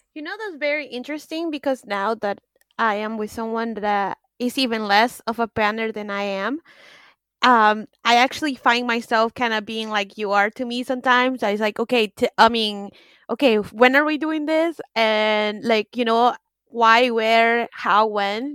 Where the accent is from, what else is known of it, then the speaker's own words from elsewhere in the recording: United States; now in France; I'm American